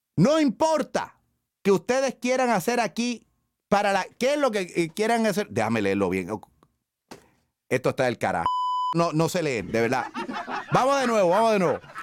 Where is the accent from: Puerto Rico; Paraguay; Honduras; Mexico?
Puerto Rico; San Juan; yo soy de Río Piedra